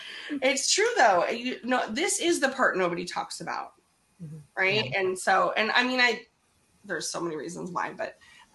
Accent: Seattle, Washington, United States; I'm from Seattle.

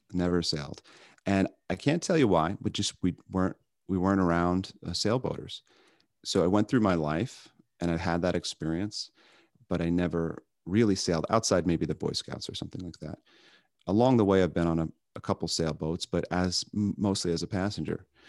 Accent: Long Island, New York, United States; now in Chicago, United States; I grew up on Long Island, on the canal system on Long Island

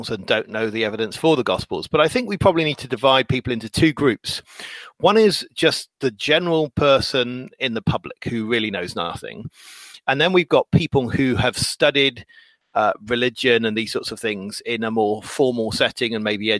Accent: England, United Kingdom; I'm English

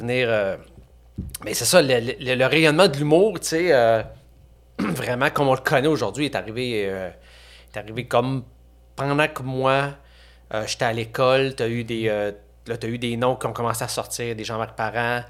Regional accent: Saint-Eustache, Quebec, Canada; born or raised there; also born or lived in Chibougamau, Quebec

